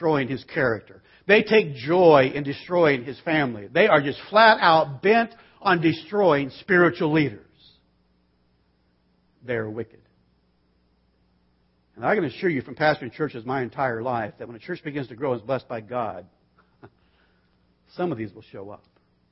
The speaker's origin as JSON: {"language": "English", "town": "Bakersfield", "region": "California", "country": "United States", "tie": "born or raised there", "said": "I was raised in Bakersfield. We watch Westerns, not cartoons. I mean, it's just where I'm from."}